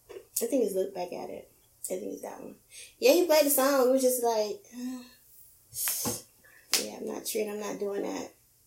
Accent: Miami, Florida, United States; I'm from Miami.

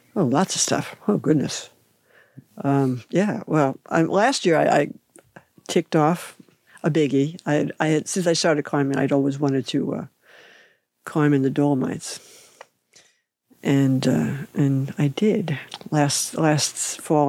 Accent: New York City, New York, United States; moved away as an adult; also born or lived in France / Japan / Southern California / Northern California; now in West Sacramento, United States; growing up in New York City

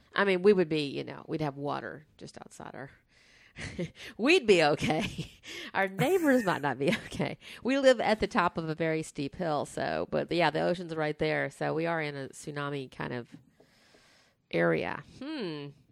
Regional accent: the South, United States; growing up in the South

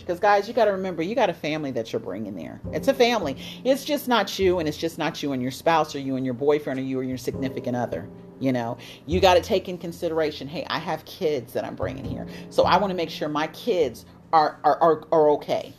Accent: United States; moved away as an adult; It was totally different than the United States where I'm from. My home country is the United States

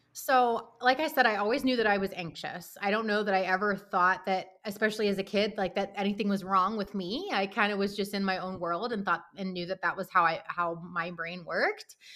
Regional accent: Pittsburgh, Pennsylvania, United States; moved away as an adult; also born or lived in Baltimore; now in Wisconsin, United States; I'm actually based in Wisconsin, um, but I'm originally from Pittsburgh

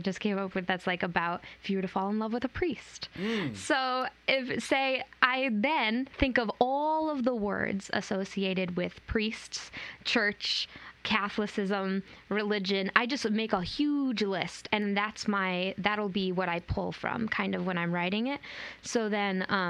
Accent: Griswold, Connecticut, United States; I grew up in Connecticut, in Griswold, Connecticut, on a farm.

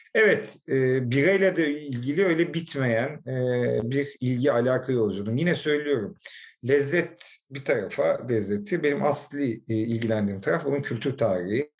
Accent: Istanbul, Turkey; also born or lived in London; Kuzguncukluyuz aile

